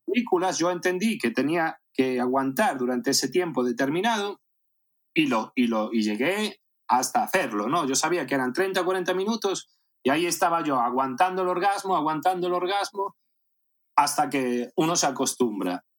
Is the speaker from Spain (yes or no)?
yes; A Coruña, Galicia, Spain; born or raised there; moved away as an adult; also born or lived in Caracas, Venezuela / Las Palmas de Gran Canaria